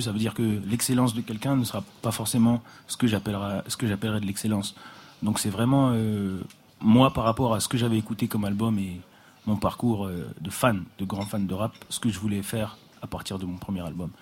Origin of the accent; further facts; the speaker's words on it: Paris, Île-de-France, France; J'ai grandi à Paris, j'ai grandi avec des gens de toutes les couleurs